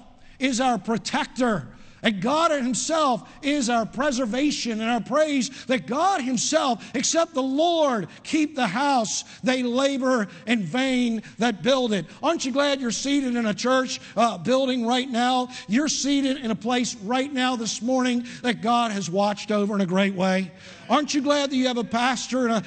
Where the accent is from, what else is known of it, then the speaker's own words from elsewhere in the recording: Parkville, Maryland, United States; I was raised in outside of Baltimore, Maryland, in Parkville, in an Italian community, in an Italian American family